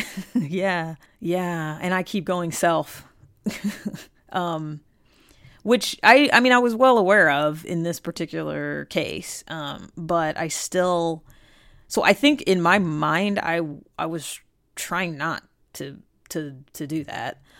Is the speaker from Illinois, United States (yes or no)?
no; Cleveland, Ohio, United States; I am from Cleveland, born and raised